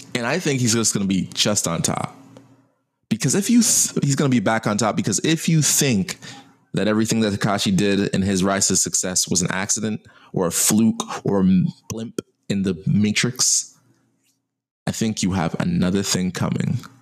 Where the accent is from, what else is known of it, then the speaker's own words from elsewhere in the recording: United States; I'm an American